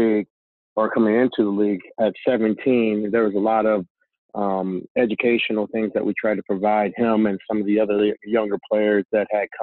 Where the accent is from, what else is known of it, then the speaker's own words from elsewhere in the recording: Portland, Oregon, United States; moved away; I'm from Portland, Oregon originally